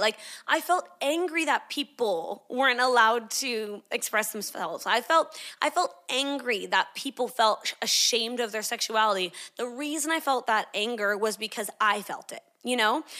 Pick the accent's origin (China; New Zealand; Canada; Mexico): Canada; moved away as an adult; also born or lived in Sydney, Australia; I grew up in Canada. I moved to Sydney, Australia when I was eighteen to do Bible college